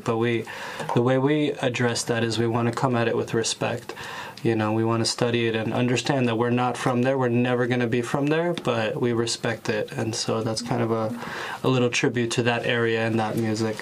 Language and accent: English; Ukraine; now in New York, United States; I'm from Ukraine originally. I was born there